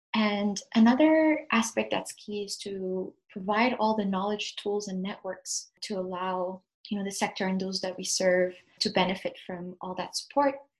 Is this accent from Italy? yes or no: no; Addis Ababa, Ethiopia; moved away as an adult; also born or lived in Ontario, Canada; now in Ottawa area, Canada; I was born and raised in Addis Ababa in Ethiopia